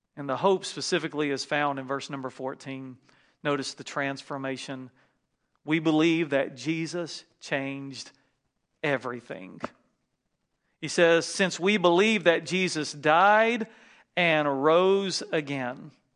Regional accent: North Carolina, United States; moved away; flying home back to North Carolina to see my family, and I really wanted to see my grandmother, and you can tell I'm from the South

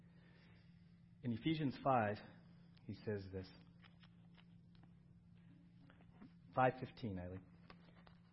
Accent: San Diego, California, United States; When I was growing up in San Diego, Halloween was a big deal in our neighborhood

